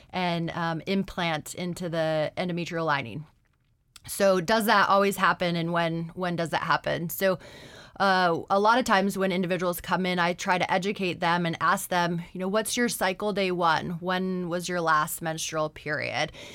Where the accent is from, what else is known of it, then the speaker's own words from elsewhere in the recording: Anchorage, Alaska, United States; I'm originally from Anchorage